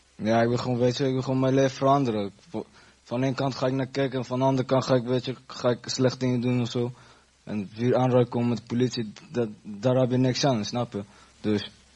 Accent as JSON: {"language": "Dutch", "country": "Afghanistan", "moved": "yes", "lives_now": "Netherlands", "said": "ik ben Afghans"}